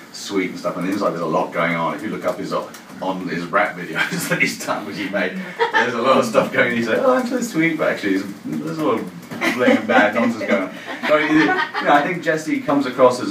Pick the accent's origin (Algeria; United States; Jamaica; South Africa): Jamaica; moved away; also born or lived in England; I'm actually Jamaican, as it happens, but I've spent most of my career here.